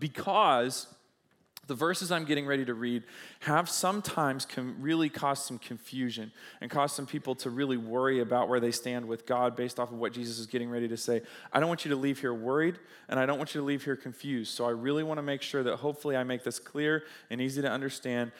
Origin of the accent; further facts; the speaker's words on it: United States; I'm an American, so that means that, uh, I'm, I experience American living, American life